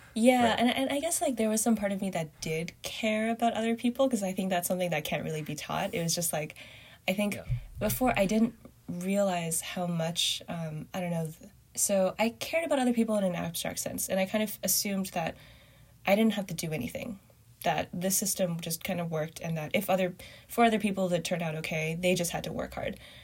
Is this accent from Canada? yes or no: yes; Canada; also born or lived in Binzhou, Shandong, China / Beijing, China / Montreal, Canada; grew up in Canada